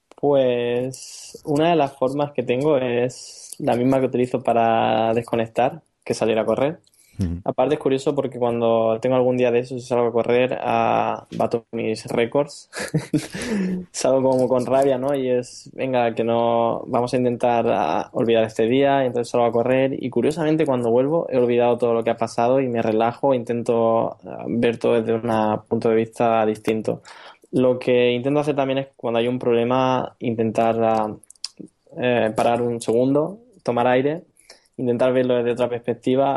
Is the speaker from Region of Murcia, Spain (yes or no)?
yes; Region of Murcia, Spain; accent: Murcian; moved away as an adult; also born or lived in Valencia / Barcelona; now in Berlin, Germany; yo, para quien no lo haya notado en mi acento, soy murciano